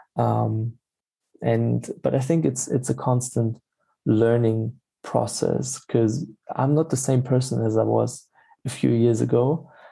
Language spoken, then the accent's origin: English; Stuttgart, Baden-Württemberg, Germany; moved away as an adult; also born or lived in Freiburg / Berlin; I'm from from Germany, born uh, in in Freiburg, and then uh, grown up in uh, the area of Stuttgart.